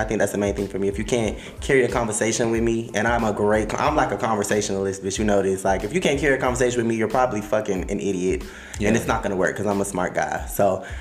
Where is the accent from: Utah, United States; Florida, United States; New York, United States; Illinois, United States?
Florida, United States; Miami; accent: Miami accent